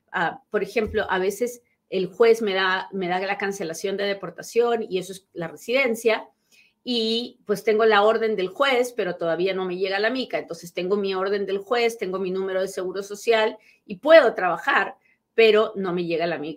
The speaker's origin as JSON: {"language": "Spanish", "country": "Peru", "moved": "as an adult", "said": "mi primer trabajo en este país fue de asistenta dental. Sí, sí, sí, porque resulta que yo llegué de Perú siendo dentista"}